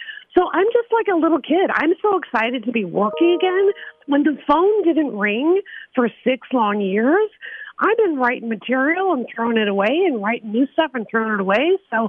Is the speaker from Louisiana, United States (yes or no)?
no; Chicago suburbs, Illinois, United States; now in Malibu, United States; I'm from Illinois. And Illinoisan, we know what Midwestern common sense is. So even though I'm a Hollywood phony now and I live in Malibu